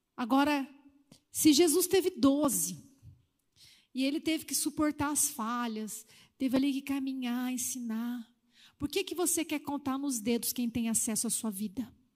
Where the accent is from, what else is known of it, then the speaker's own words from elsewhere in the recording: Northeast Region, Brazil; da onde eu fui criada, a cultura do Nordeste, né? era assim mesmo